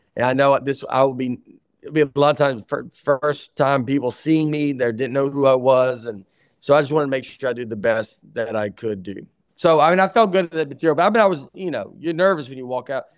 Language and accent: English; Tennessee, United States; I'm from Tennessee